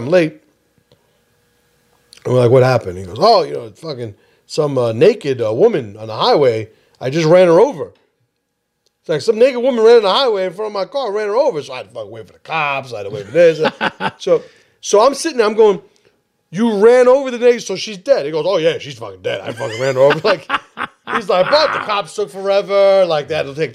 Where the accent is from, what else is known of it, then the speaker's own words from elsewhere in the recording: New York City, New York, United States; growing up in the Bronx